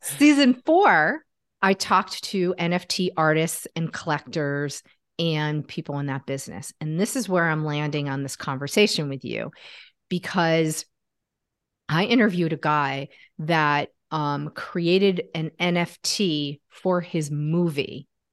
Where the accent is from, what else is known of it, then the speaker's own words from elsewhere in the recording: Connecticut, United States; now in Washington, D.C., United States; I'm from Connecticut, actually